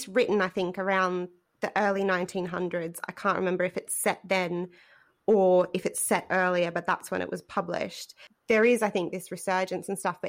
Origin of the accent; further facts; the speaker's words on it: Australia; we as Australian students